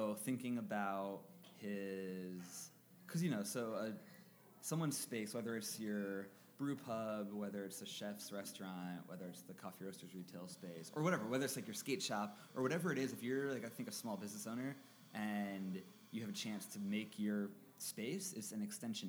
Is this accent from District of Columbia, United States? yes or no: no; Harrisburg, Pennsylvania, United States; this is my hometown